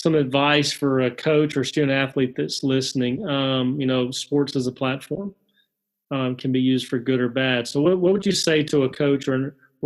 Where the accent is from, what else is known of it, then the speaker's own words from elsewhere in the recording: Alabama, United States; growing up in Alabama